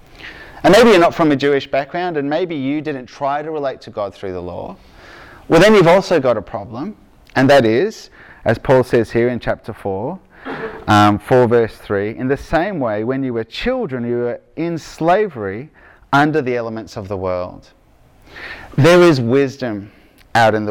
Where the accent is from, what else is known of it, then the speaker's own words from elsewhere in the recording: Victoria, Australia; accent: Aussie; from Victoria